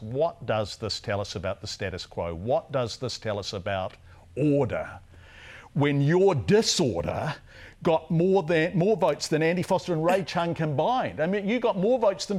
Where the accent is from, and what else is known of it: Wellington, New Zealand; born or raised there; moved away